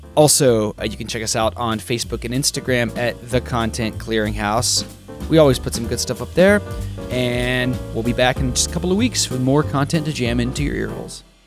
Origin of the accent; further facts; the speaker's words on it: Texas, United States; I'm from Texas